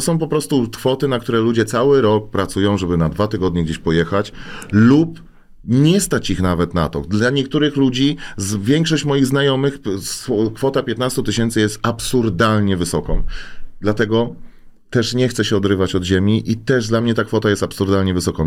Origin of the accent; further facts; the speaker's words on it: Łódź, Łódź Voivodeship, Poland; Ja jestem zwyczajnym gościem z Bałut, jeszcze z młodej części Teofilowa